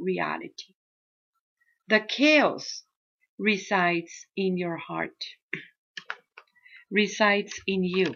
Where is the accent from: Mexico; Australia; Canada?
Mexico; first language Spanish; English is a second language; now in United States; I'm Mexican